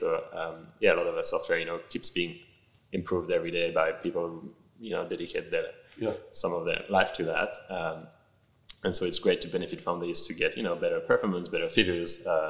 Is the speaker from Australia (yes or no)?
yes; Australia; And as an Australian, I was a bit pissed that we blew, what, however many billion of dollars on this of taxpayer money.